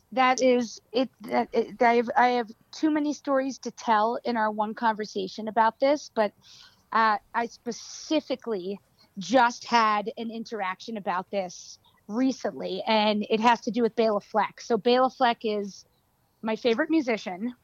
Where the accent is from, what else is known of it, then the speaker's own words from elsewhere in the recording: New York City, New York, United States; I was raised in in New York City